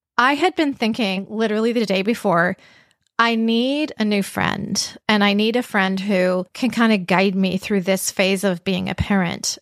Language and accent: English; Vancouver, British Columbia, Canada; I grew up in Vancouver, B C